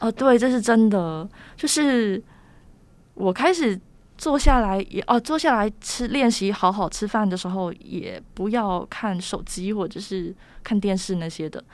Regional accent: Taiwan; 我们台湾人

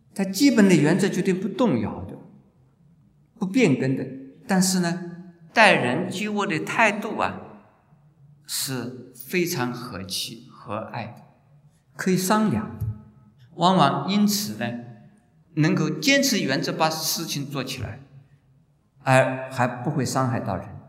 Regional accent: China; moved away; also born or lived in Japan / United States; 我说我们中国人有妒忌心

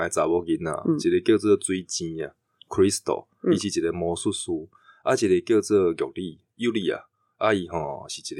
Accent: Chiayi, Taiwan; accent: Zhangzhou-leaning mixed Zhangzhou-Quanzhou; first language Taiwanese Hokkien; Chinese is a second language; moved away as an adult; 十八岁十九岁离开嘉义，然后后来就一年回去一次，

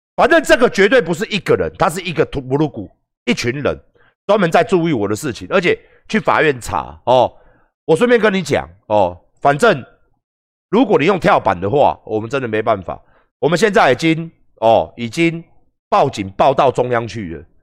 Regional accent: Taiwan; 我们台湾人的产业

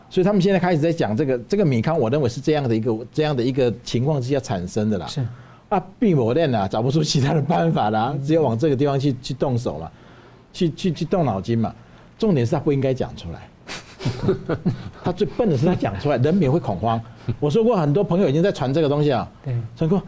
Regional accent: Taiwan; 我们台湾人

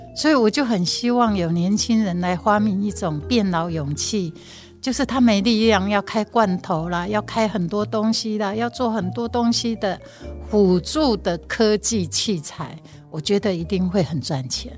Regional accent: Hualien, Hualien County, Taiwan; first language Taiwanese Hokkien; Chinese is a second language; 我来自 花莲。那花莲是一个多元族群的地方，所以我们家后面有一个小聚落。其实以前叫阿美族，但是后来我才发觉他们是格马兰族。然后其实距离我家还不到五百公尺

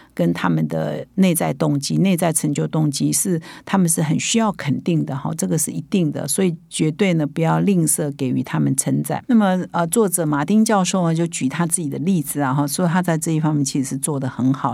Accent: Taiwan; 我们台湾人的说法叫“台湾之光”

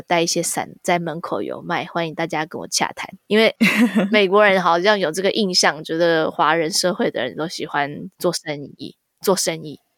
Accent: Taiwan; moved away as an adult; now in United States; 我回台湾的时候

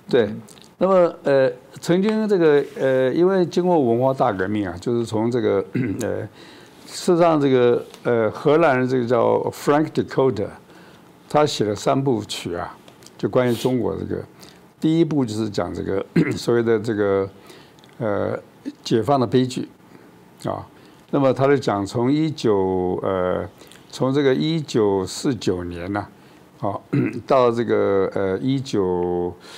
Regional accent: Taiwan; now in Taipei, Taiwan; 我们台湾人

